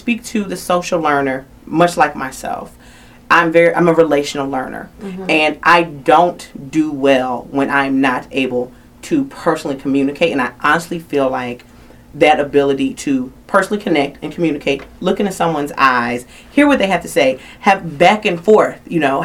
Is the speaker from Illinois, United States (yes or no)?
no; Philadelphia, Pennsylvania, United States; now in Atlanta, United States; I'm from Philadelphia originally